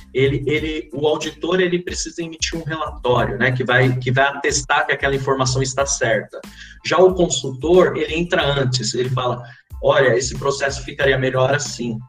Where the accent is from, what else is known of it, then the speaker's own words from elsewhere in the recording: São Paulo, Brazil; vim lá da cidade de Tiradentes